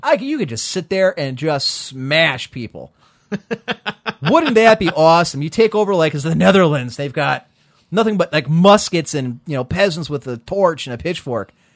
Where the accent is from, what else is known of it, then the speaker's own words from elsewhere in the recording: United States; As an American